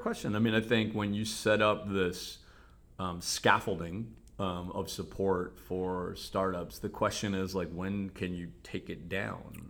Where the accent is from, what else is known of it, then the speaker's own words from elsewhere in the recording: Cleveland, Ohio, United States; accent: Cleveland; moved away as an adult; also born or lived in South Africa; I moved back to the region, Cleveland. So this is my hometown